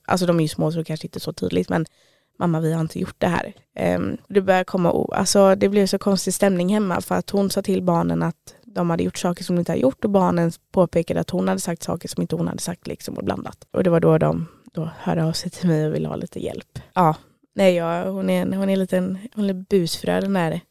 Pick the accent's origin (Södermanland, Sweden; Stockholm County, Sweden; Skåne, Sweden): Stockholm County, Sweden; Stockholm; now in Trollhättan, Sweden; Jag är från Stockholm men lyckades fastna i Trollhättan